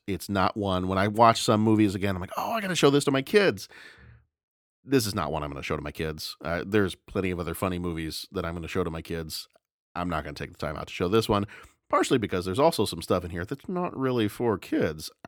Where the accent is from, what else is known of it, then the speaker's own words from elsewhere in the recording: the South, United States; I remember growing up in the South